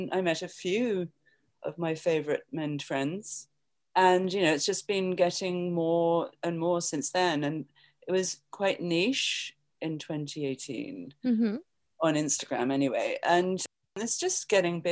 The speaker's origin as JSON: {"language": "English", "region": "England", "country": "United Kingdom", "also_born_or_lived": "London", "moved": "as an adult", "lives_now": "New York, United States", "said": "I'm from England"}